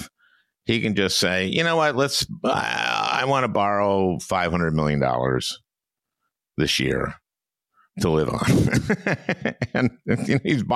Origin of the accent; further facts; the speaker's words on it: Minnesota, United States; I'm from Minnesota